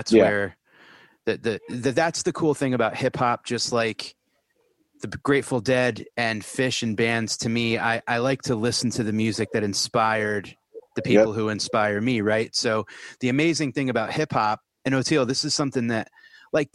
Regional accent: New England, United States; moved away; also born or lived in Denver; I grew up in New England, and I grew up with New York rap

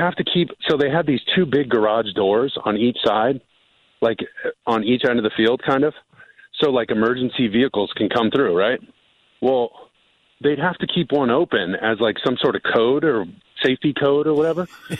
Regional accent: California, United States; you know, I'm a SoCal kid, man. I grew up in Orange County. I'm at the beach, like rainbow sandals all the time.

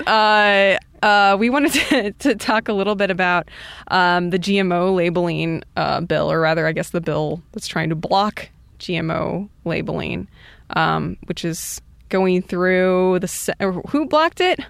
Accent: Iowa, United States; I'm from Iowa

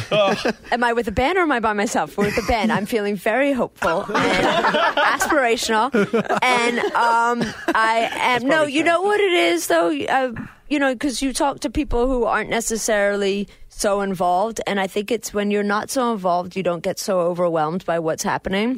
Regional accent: England, United Kingdom; now in United States; I, am English

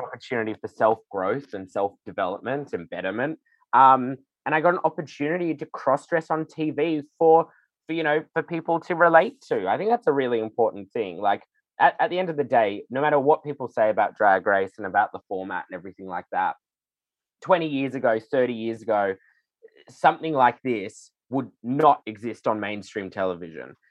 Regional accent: Sydney, New South Wales, Australia; the filthy, kooky drag that I grew up doing in Sydney

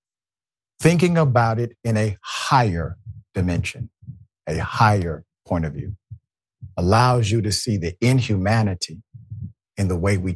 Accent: Georgia, United States; I'm from Georgia. I'm from the South

